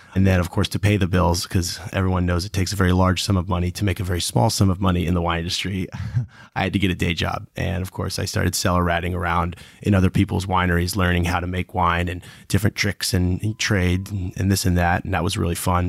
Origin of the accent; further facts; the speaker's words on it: Michigan, United States; also born or lived in Cincinnati, Ohio / Napa, California; My father was a pilot and was based out of Detroit Metro when, uh, Northwest was bought by Delta. So we ended up moving up to Michigan